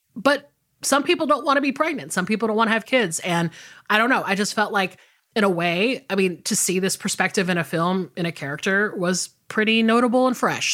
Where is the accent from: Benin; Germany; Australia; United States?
United States; the South; I'm from the South.